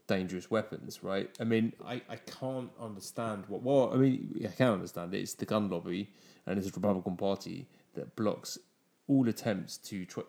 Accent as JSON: {"language": "English", "region": "England", "country": "United Kingdom", "moved": "yes", "lives_now": "United States"}